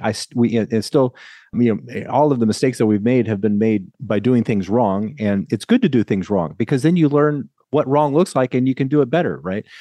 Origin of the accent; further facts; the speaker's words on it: Lincoln, Nebraska, United States; also born or lived in California; now in Murrieta, United States; I grew up in Lincoln, Nebraska, and as I say, Nebraska is such a great place to be from